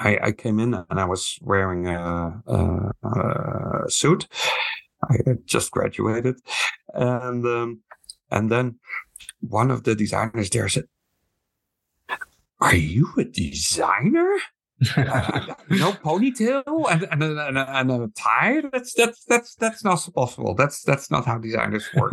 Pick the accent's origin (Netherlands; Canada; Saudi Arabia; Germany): Netherlands; moved away as an adult; now in Taiwan; I'm from the Netherlands originally, but I've been working in Taiwan for 25 years